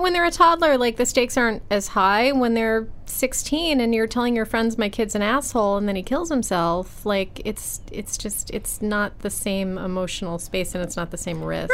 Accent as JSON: {"language": "English", "town": "Buffalo", "region": "New York", "country": "United States", "tie": "born or raised there", "said": "I grew up in Buffalo"}